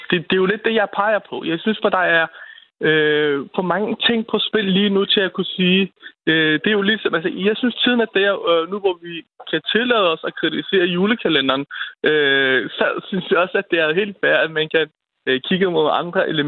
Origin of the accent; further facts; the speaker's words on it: Denmark; vi som danskere